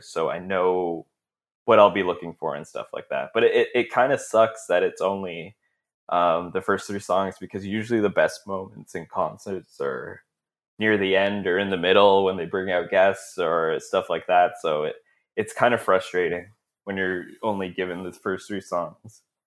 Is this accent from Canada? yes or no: yes; Brampton, Ontario, Canada; I grew up in Brampton, right? And, uh, so it's just outside of Toronto